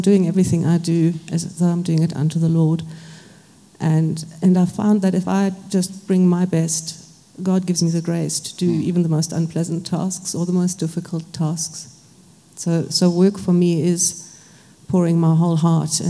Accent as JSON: {"language": "English", "country": "Germany", "tie": "born or raised there", "moved": "yes", "lives_now": "South Africa", "said": "I was born in Germany, grew up very dysfunctionally in a post-World War II family."}